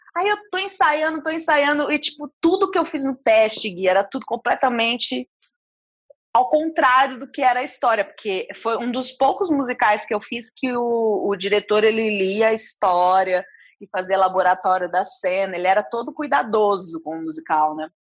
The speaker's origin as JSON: {"language": "Portuguese", "town": "Ribeirão Preto", "region": "São Paulo", "country": "Brazil", "moved": "as an adult", "said": "eu saí de Ribeirão com 22 anos"}